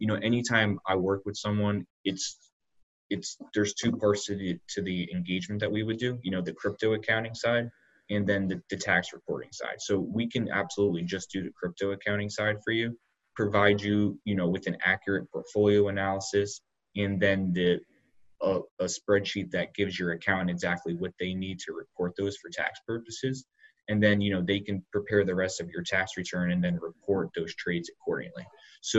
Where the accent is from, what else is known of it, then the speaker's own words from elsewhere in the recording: Northeast, United States; now in Charlotte, United States; I'm originally from the Northeast